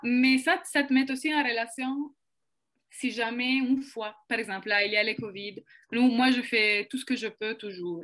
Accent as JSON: {"language": "French", "country": "Italy", "second_language": "French", "moved": "as an adult", "lives_now": "Quebec, Canada", "said": "je suis italienne. Euh, je suis au Québec depuis trois ans maintenant."}